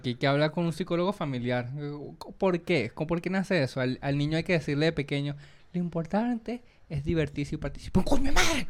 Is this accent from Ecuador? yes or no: no; Venezuela; accent: Venezuelan; moved away as an adult; also born or lived in Peru; now in Chile; cuando yo estaba en Venezuela